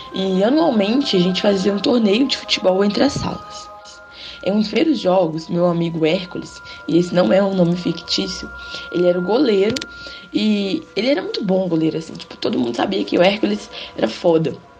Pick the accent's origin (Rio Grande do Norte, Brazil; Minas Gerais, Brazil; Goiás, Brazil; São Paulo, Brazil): Minas Gerais, Brazil; Dionísio; na minha cidade natal. Lá é um lugar bem pequeno, assim, no é interior de Minas Gerais, só existe 7 mil votantes. Ela chama Dionísio